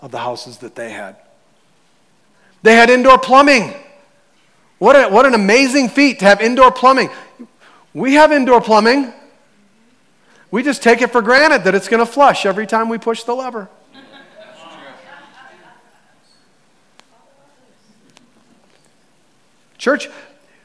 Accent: United States; we're Americans. We're the American church

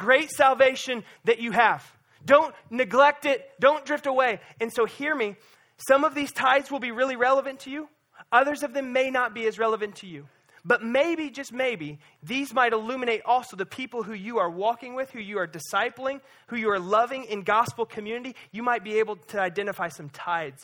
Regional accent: Lake of the Ozarks, Missouri, United States; growing up on the Lake of the Ozarks

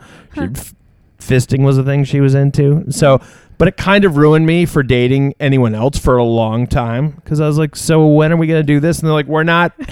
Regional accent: United States; I'm an American

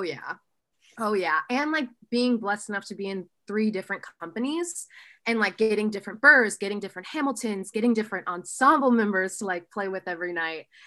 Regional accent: Oxford, Ohio, United States; also born or lived in Columbus, Ohio; So I'm from a small town called Oxford, Ohio

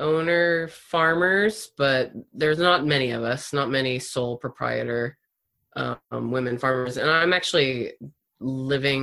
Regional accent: East Coast, United States; moved away as an adult; also born or lived in Florida / Seattle, Washington; now in Humboldt County, United States; I was born on the East Coast, very far away from Humboldt County. And I kind of have a different story than many people here in that, because I grew up on the East Coast

